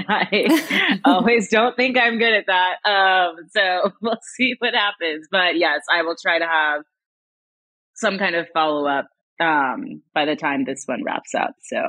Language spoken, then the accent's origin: English; North Carolina, United States; now in Los Angeles, United States; I'm from North Carolina, so from the East Coast originally.